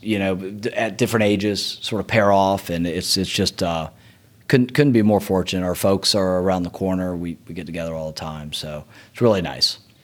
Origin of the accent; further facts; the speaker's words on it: Marietta, Georgia, United States; I grew up in East Cobb, Marietta